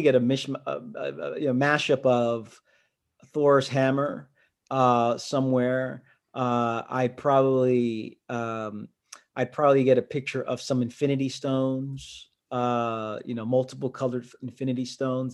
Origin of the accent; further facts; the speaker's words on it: New York City, New York, United States; also born or lived in Queens; I'm from Brooklyn